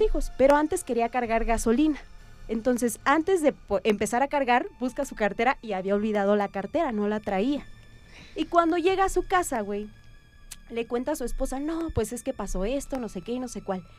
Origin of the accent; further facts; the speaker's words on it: Oaxaca, Mexico; yo soy de Oaxaca.